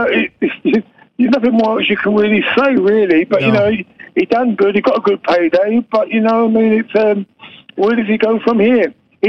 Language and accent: English; England, United Kingdom; now in Australia